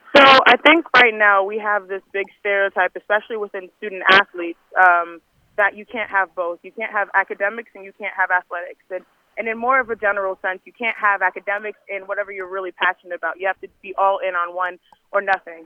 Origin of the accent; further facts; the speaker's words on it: United States; I'm Nigerian American